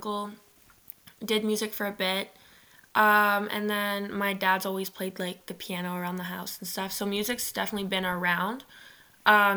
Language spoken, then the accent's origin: English; Ottawa, Ontario, Canada; I'm from Ottawa. I grew up in Manitic